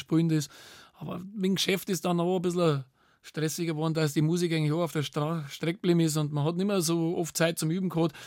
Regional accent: Bavaria, Germany; bei uns in Bayern

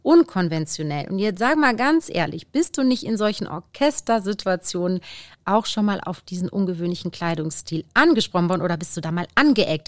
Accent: the Ruhr area, North Rhine-Westphalia, Germany; wie man bei uns im Pott sagt

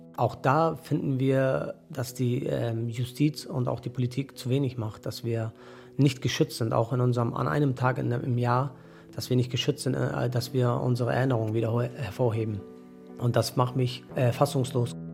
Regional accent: Mölln, Schleswig-Holstein, Germany; moved away; ich bin ehemaliger Möllner

